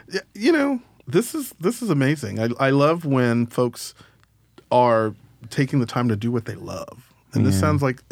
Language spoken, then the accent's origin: English; Galveston, Texas, United States; moved away as an adult; also born or lived in Brooklyn, New York / Austin, Texas; I grew up in Galveston